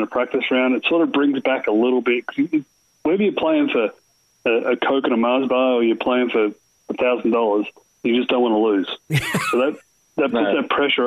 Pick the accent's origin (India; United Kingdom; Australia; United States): Australia; moved away; I grew up in Australia